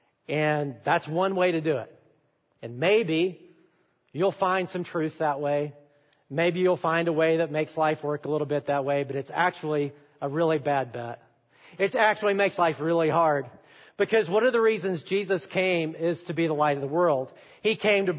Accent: Alabama, United States; I'm from Alabama, if you don't know, and I'm an Alabama fan

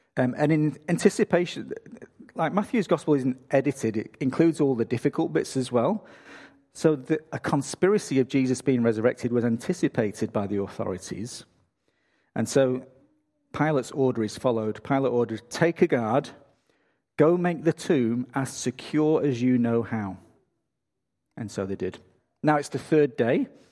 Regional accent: England, United Kingdom; moved away as an adult; now in Australia; I'm from England

